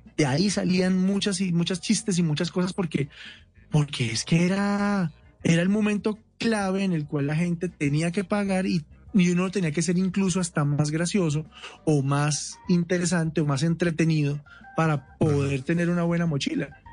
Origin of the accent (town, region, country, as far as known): Colombia